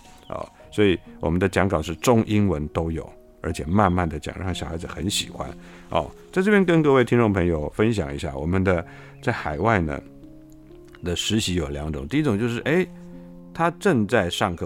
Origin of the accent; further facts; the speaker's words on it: Taiwan; 我们台湾这边